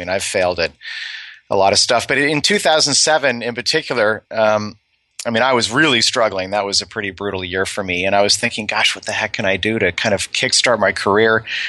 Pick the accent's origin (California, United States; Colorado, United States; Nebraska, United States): California, United States; Over there, I was an American from Silicon Valley.